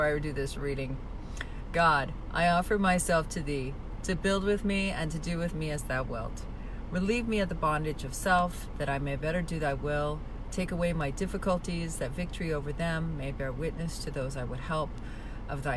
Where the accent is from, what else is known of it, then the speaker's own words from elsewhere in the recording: Spokane, Washington, United States; now in Palm Springs, United States; back home, I'm from Spokane, Washington